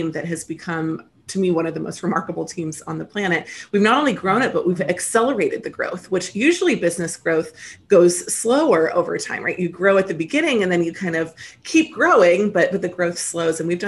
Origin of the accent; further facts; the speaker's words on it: Lancaster, Pennsylvania, United States; moved away as an adult; also born or lived in Memphis, Tennessee / Virginia / New York City; now in California, United States; I was raised on the East Coast in the United States, mostly in Lancaster, Pennsylvania, although I was born in the South in Memphis, Tennessee